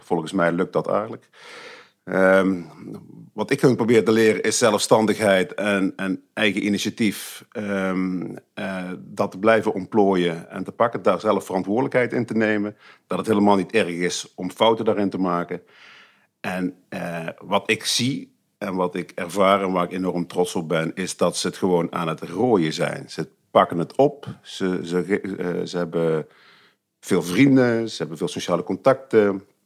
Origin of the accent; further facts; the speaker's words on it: Heeze, North Brabant, Netherlands; Ik ben eh, geboren en getogen en nog steeds woonachtig in Hezen onder de rook van Eindhoven